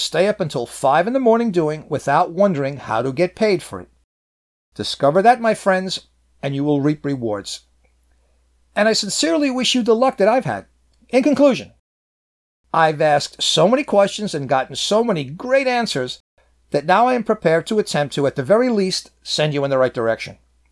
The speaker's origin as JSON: {"language": "English", "town": "New York City", "region": "New York", "country": "United States", "tie": "born or raised there", "said": "my hometown of Manhattan"}